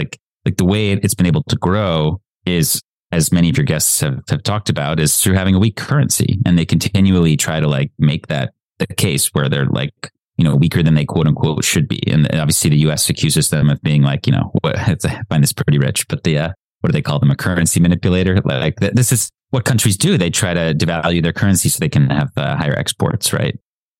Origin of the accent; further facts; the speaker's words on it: United States; as an American, obviously, I like the fact that I can access the dollar and Bitcoin.